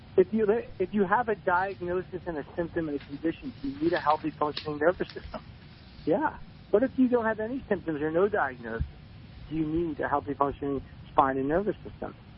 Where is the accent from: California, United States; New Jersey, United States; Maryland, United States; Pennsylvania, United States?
New Jersey, United States; I'm from New Jersey